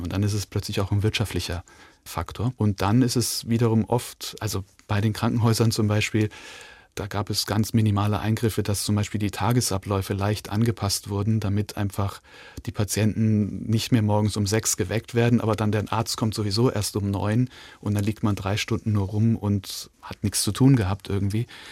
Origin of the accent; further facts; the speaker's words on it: Linz, Upper Austria, Austria; also born or lived in Hong Kong; now in Weimar, Germany; geboren in Linz in Österreich